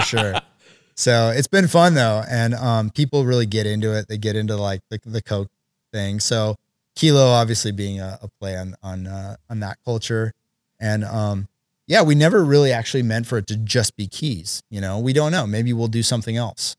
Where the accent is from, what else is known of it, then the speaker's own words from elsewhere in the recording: Oregon, United States; my buddy Chris and I, who we grew up together in Oregon